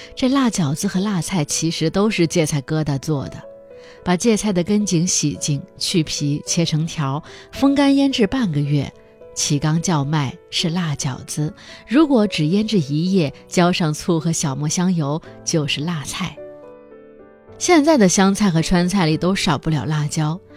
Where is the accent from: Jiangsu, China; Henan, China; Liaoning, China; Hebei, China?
Henan, China; near Kaifeng; 我作为一个河南人，成长于离古都开封特别近的地方